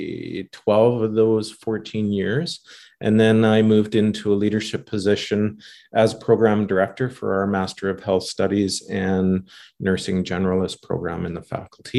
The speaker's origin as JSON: {"language": "English", "region": "Saskatchewan", "country": "Canada", "also_born_or_lived": "Edmonton", "moved": "as an adult", "said": "I'm from the 306. I'm a Rider fan. I'm from Saskatchewan"}